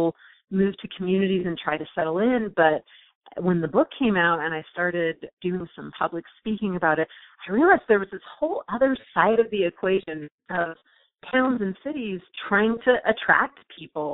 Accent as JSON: {"language": "English", "region": "Southern California", "country": "United States", "tie": "born or raised there", "moved": "as an adult", "lives_now": "Blacksburg, United States", "said": "I grew up in Southern California, never moved a single time"}